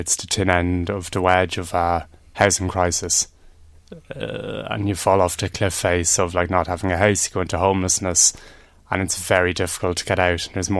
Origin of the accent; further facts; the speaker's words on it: Julianstown, Leinster, Ireland; also born or lived in Drogheda; I'm from Julianstown. I lived here for the last 6 years, but I haven't been here in about 6 months.